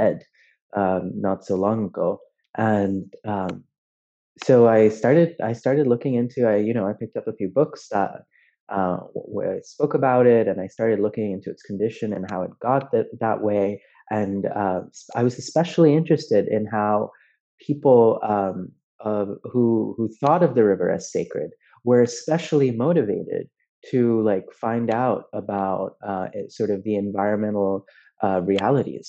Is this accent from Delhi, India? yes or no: yes; Delhi, India; moved away as an adult; now in United States; I grew up in Delhi. I was born in Delhi.